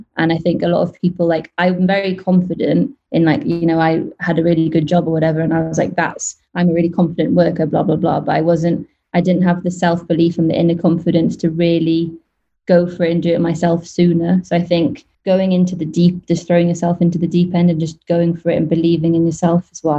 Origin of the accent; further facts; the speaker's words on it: Wales, United Kingdom; now in Dubai, United Arab Emirates; West Wales.